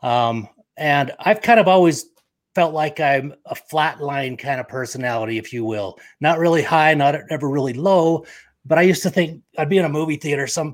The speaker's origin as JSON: {"language": "English", "town": "Provo", "region": "Utah", "country": "United States", "tie": "born or raised there", "also_born_or_lived": "Victorville, California", "lives_now": "Lindon, United States", "said": "grew up in Provo, Utah"}